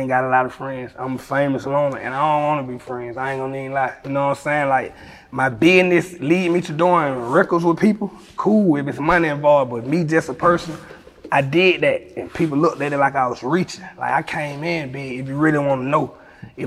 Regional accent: Atlanta, Georgia, United States; I'm from Atlanta with all the stars.

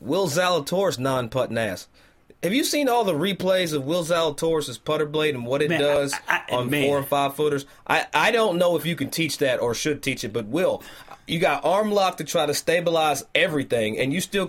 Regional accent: Lexington, Kentucky, United States; I'm from Lexington, Kentucky.

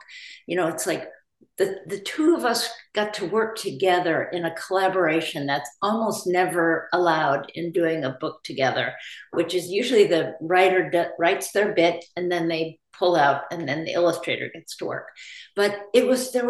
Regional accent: Berkeley, California, United States; we lived on the south side of Berkeley. So as we children were growing up

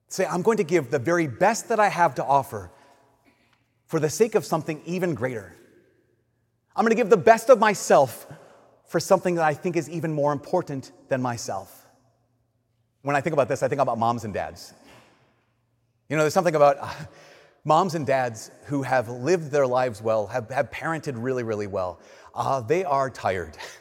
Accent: Minnesota, United States; we're Minnesotan

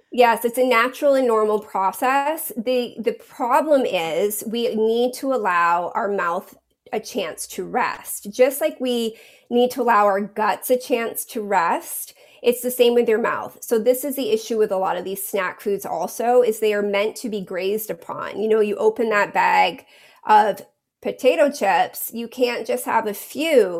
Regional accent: New England, Maine, United States; moved away as an adult; I I grew up in New England in Maine

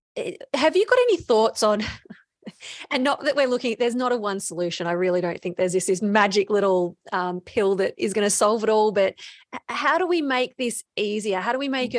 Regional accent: Bendigo, Victoria, Australia; also born or lived in Melbourne; I'm from Bendigo

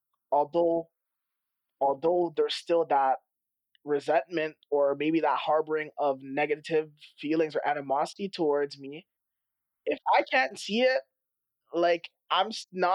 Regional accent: Canada; Living as a Canadian and having an extended amount of family in America

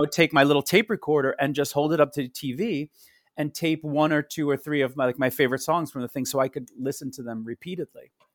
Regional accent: Rockville Centre, New York, United States; also born or lived in Queens, New York; I grew up on Long Island in Rockville Center. I was born in Queens

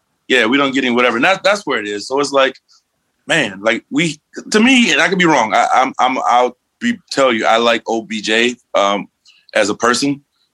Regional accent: Cleveland, Ohio, United States; we're from Cleveland.

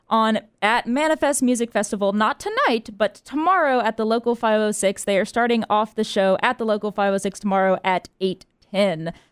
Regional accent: Charlotte, North Carolina, United States; I'm from Charlotte before I came to NC

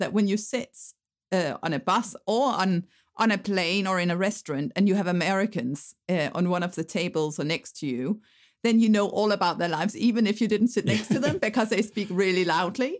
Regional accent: Denmark; moved away

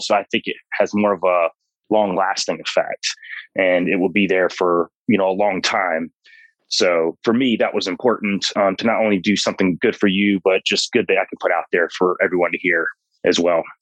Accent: North Georgia mountains, United States; I grew up in the North Georgia mountains

